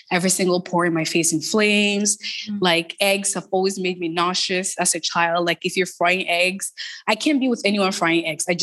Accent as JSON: {"language": "English", "town": "Toronto", "region": "Ontario", "country": "Canada", "tie": "born or raised there", "said": "so I grew up in Toronto. I grew up in the Jane and Finch community."}